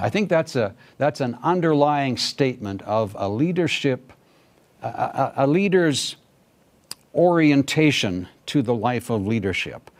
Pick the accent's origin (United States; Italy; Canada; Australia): Canada; moved away as an adult; also born or lived in Pakistan / India; I'm from Canada